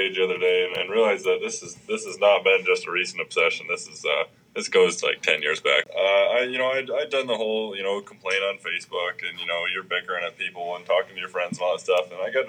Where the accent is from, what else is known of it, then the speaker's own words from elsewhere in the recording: Michigan, United States; moved away as an adult; now in Bozeman, United States; I'm originally from Michigan, and came out here and did a tour just kind of on a whim, and it really felt like home. I just absolutely love Montana.